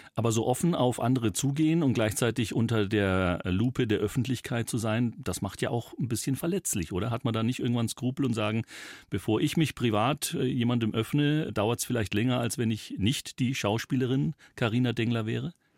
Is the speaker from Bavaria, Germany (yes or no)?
yes; Upper Palatinate, Bavaria, Germany; accent: Oberpfälzisch; dass ich auch gebürtiger Oberpfälzer bin